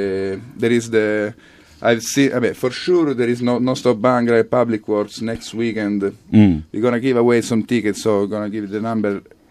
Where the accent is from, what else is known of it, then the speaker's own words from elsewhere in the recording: Catania, Sicily, Italy; moved away; I'm from Sicily.